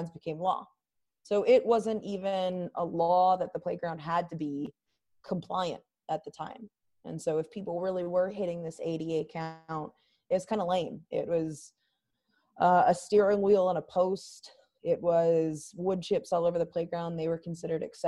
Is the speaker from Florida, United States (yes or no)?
no; Charlotte, North Carolina, United States; my hometown of Charlotte, North Carolina